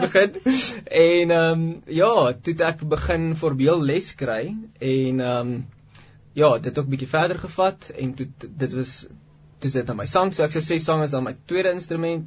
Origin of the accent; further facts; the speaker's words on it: Pretoria, Gauteng, South Africa; ek het groot geword in Pretoria in 'n normale Christelike huisgesin